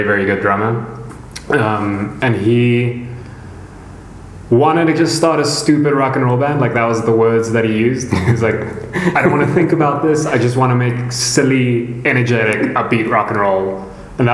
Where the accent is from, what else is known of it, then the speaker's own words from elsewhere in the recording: Bloemfontein, Free State, South Africa; I'm from Bloemfontein, which is not a very big city